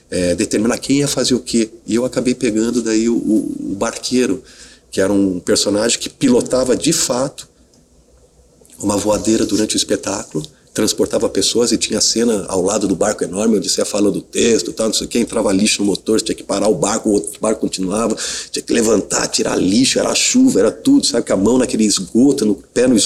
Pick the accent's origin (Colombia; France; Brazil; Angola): Brazil; Curitiba, Paraná; now in São Paulo, Brazil; eu fui um dos primeiros atores que vinha de São que vinha de Curitiba eh, para São Paulo para fazer teste de vídeo.